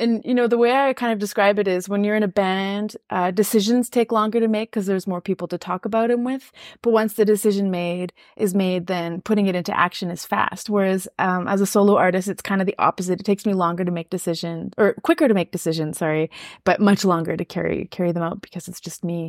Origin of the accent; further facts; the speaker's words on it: Saskatchewan, Canada; first language French; English is a second language; I'm Francophone, but I grew up in Saskatchewan, so there's a lot of English in my life